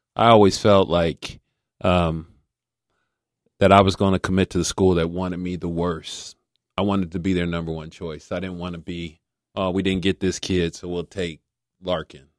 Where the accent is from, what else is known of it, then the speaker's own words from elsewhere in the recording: Silverton, Ohio, United States; in my house, we grew up in Silverton